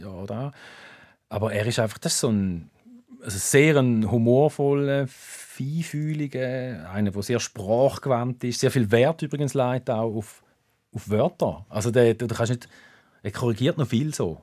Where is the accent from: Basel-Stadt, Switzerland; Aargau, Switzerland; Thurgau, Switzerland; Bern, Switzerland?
Thurgau, Switzerland; born or raised there